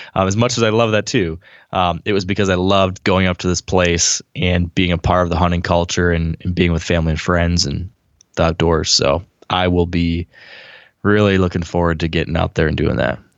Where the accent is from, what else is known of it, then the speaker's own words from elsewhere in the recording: Michigan, United States; I'm from Michigan